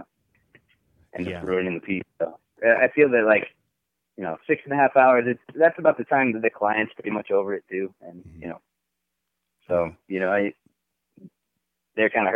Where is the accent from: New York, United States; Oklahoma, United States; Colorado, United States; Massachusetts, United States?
Colorado, United States; Grand Junction; moved away as an adult; I grew up in Colorado, so I've been snowboarding